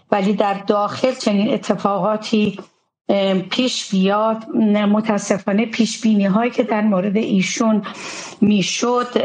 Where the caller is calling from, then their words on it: Germany; از آلمان هستم